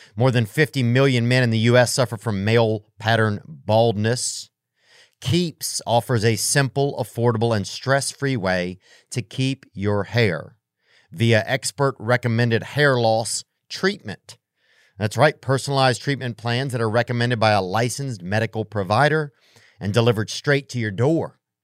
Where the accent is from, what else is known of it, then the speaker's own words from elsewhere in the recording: Covington, Louisiana, United States; I'm from Covington